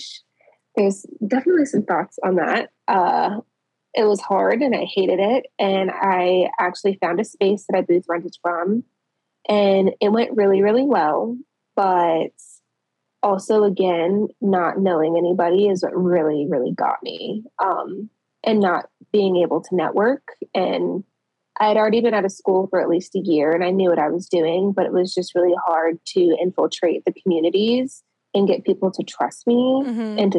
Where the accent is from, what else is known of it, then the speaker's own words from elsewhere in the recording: Colorado Springs, Colorado, United States; moved away as an adult; now in Indiana, United States; I'm originally from Colorado Springs